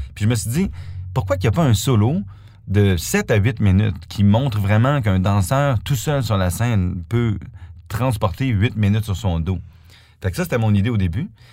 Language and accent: French; Canada; now in Stuttgart, Germany; je suis canadien